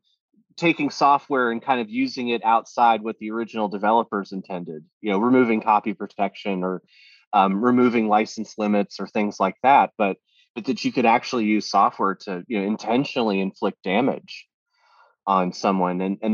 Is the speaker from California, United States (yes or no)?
no; Florida, United States; I was a kid, I didn't have any money, and I was growing up in Florida